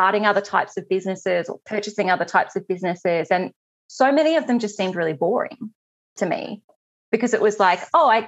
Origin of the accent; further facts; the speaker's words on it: Australia; I'm Australian